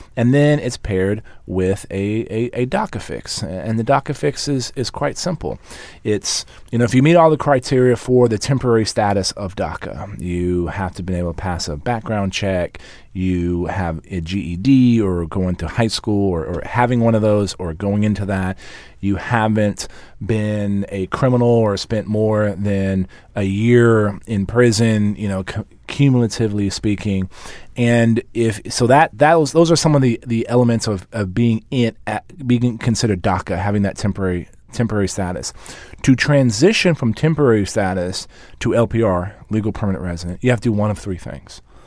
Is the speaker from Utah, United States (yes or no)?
no; San Antonio, Texas, United States; the mayor of my hometown